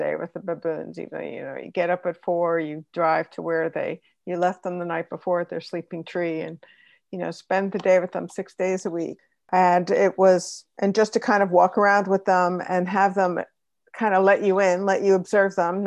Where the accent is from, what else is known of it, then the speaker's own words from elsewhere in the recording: Long Island, New York, United States; I grew up on Long Island